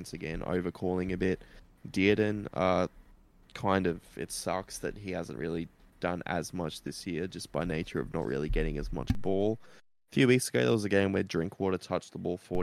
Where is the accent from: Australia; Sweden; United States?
Australia; Queensland; As a Queenslander